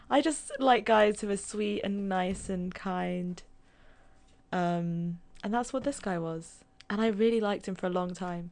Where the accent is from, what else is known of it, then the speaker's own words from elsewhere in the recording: London, United Kingdom; moved away; I'm from London. Primary school.